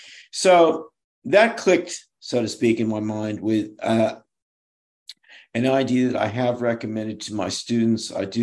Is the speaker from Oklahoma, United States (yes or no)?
yes; Oklahoma, United States; what would a kid growing up in Oklahoma who wanted to be in a band and was a skater and was kind of degenerate